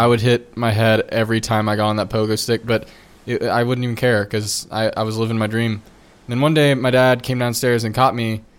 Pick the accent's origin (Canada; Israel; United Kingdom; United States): United States; Trenton, New Jersey; born there; I was born in Trenton, New Jersey.